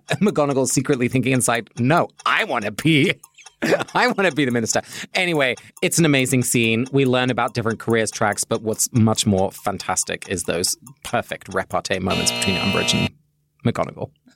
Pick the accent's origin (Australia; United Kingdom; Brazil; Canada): United Kingdom; England; now in Cambridge, United States; my family is Dutch, even though I grew up in England